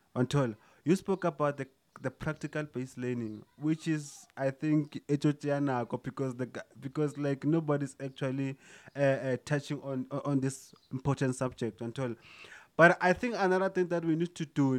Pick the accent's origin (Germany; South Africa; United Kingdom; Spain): South Africa; as South African